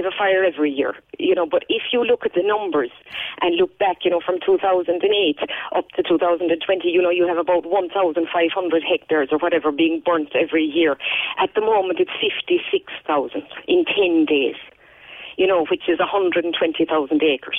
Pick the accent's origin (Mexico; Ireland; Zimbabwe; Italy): Ireland; Munster; I'm from Kerry.